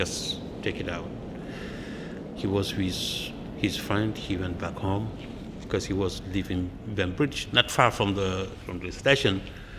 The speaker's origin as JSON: {"language": "English", "country": "Senegal", "tie": "born or raised there", "first_language": "Pular", "second_language": "English", "moved": "as an adult", "lives_now": "Brooklyn, United States", "said": "I've been here since 1990. From Senegal, west side country in Africa. My first language is Fulani."}